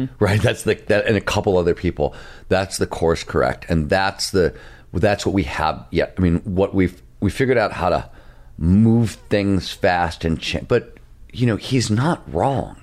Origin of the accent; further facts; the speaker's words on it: Midwest, United States; I come from the Midwest.